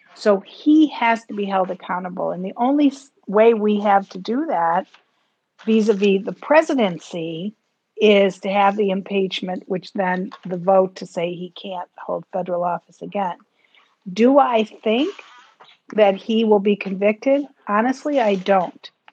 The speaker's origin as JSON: {"language": "English", "country": "United States", "said": "as an American"}